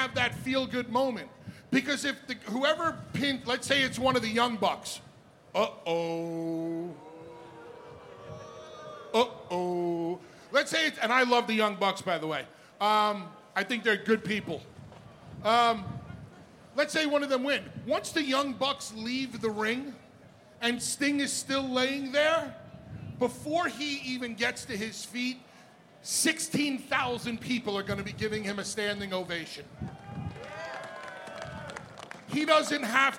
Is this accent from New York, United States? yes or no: yes; New York, United States; I'm a New Yorker